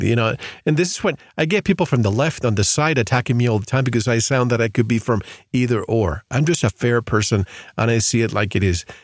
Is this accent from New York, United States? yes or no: no; Florida, United States; moved away; I grew up in Florida and I go to Florida all the time